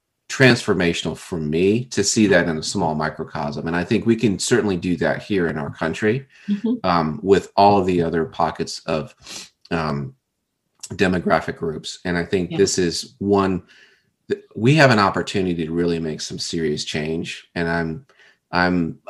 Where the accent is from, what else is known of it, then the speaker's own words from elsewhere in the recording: South Florida, United States; I'm from South Florida. I didn't spend any time outside the country. We didn't grow up with money.